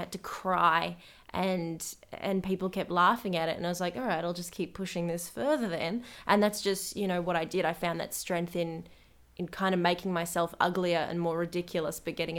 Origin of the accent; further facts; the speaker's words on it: United Kingdom; I'm British, absolutely, and I will fight people on this.